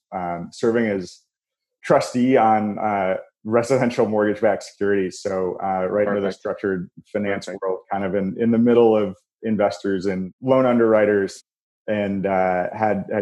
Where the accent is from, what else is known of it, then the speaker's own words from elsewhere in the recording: Chicago, Illinois, United States; also born or lived in St. Louis; I'm a Chicagoan through and through. I grew up in the suburbs here